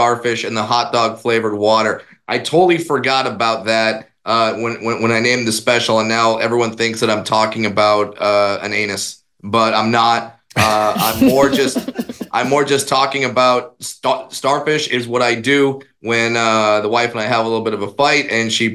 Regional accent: Orange County, California, United States; I grew up in Orange County, California

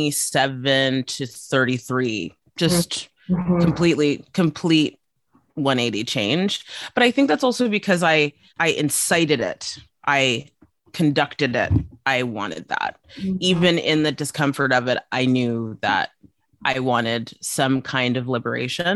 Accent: South Africa; moved away; I grew up for a good chunk of my life in South Africa

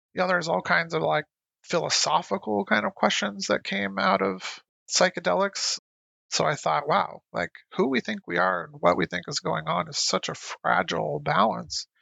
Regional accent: Lancaster, California, United States; also born or lived in Santa Cruz / Portland; I grew up in Lancaster, California

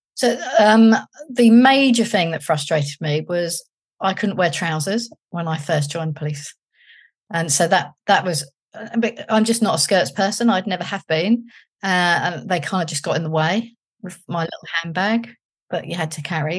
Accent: London, United Kingdom; moved away as an adult; I was from London

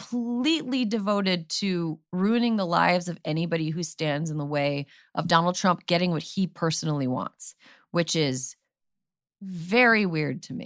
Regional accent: Wisconsin, United States; My home state of Wisconsin

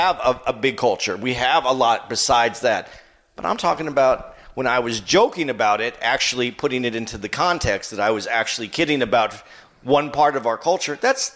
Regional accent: Southwest, United States; I grew up in the Southwest.

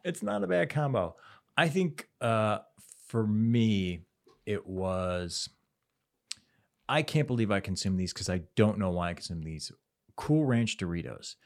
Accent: Cleveland, Ohio, United States; in Cleveland as a kid

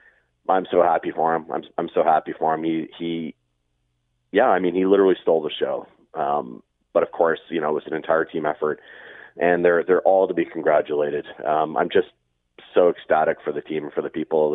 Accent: Hamilton, Ontario, Canada; moved away; I grew up in Hamilton, and I've moved pretty far away.

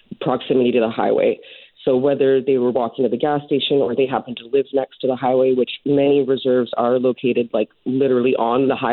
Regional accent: Prince Rupert, British Columbia, Canada; moved away; I'm basically from Prince Rupert area

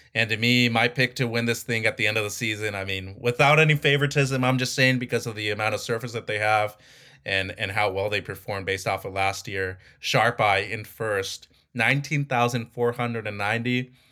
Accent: Mazatlán, Sinaloa, Mexico; my hometown of Mazatlan

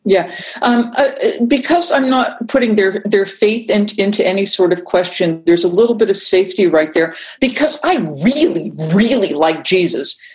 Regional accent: Massachusetts, United States; I'm from Massachusetts

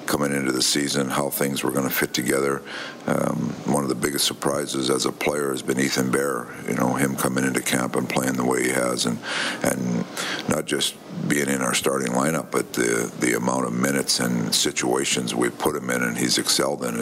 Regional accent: Canada; growing up in Canada

